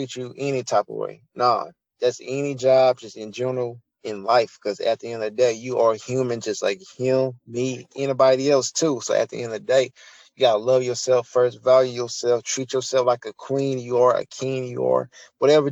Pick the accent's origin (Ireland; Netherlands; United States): United States; accent: country; I'm country